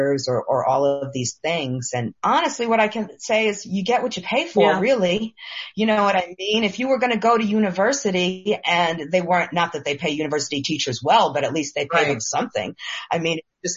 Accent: New York, United States; I'm a New Yorker

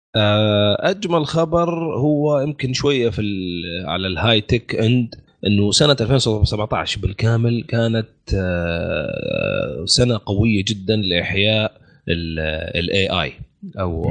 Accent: Saudi Arabia; عندنا في السعودية

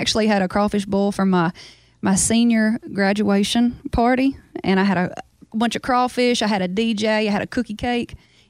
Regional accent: Baskin, Louisiana, United States; born or raised there

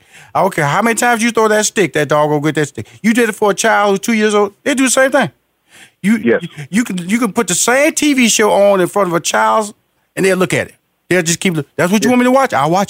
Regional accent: Houston, Texas, United States; because I am a country boy. I'm from Houston, Texas, Fifth Ward.

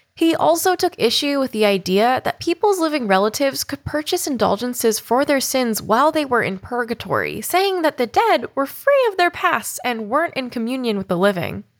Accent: San Francisco, California, United States; It was my hometown show for the Masquerade Tour in San Francisco

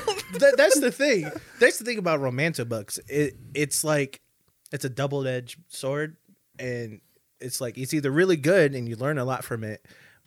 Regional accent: Philadelphia, Pennsylvania, United States; now in Minnesota, United States; I'm from Philadelphia.

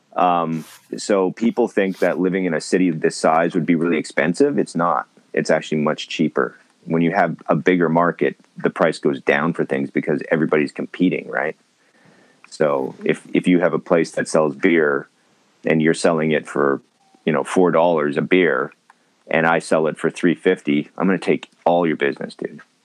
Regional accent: Winnipeg, Manitoba, Canada; also born or lived in Vancouver, Canada; now in Japan; I'm originally from Winnipeg, Manitoba

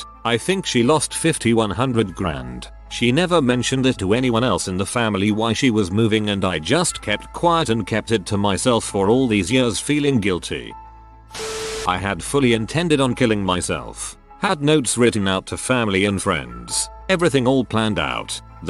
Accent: Maryland, United States; I grew up in Maryland.

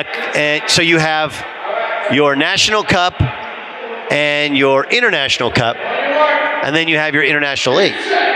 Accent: Orange County, Southern California, United States; I grew up in Southern California in Orange County.

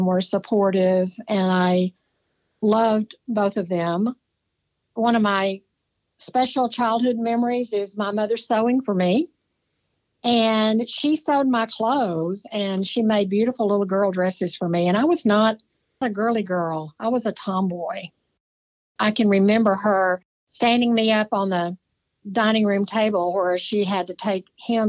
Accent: Cameron, Texas, United States; I was born in Cameron, Texas. I am a true Texas native. I've only lived out of the state for about 2 years of my life

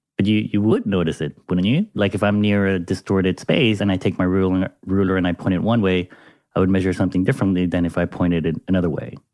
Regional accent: Panama; my home country of Panama

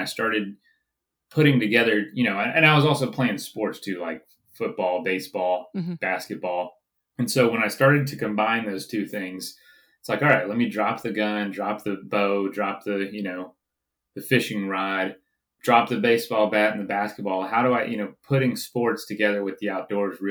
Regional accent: Central Florida, United States; I grew up in the South, Central Florida

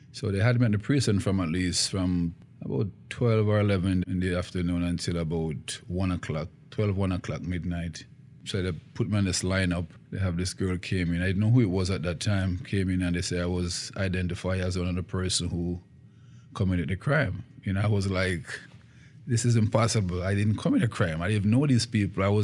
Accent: Jamaica; Yeah, it was happy. I grew up with my grandparents.

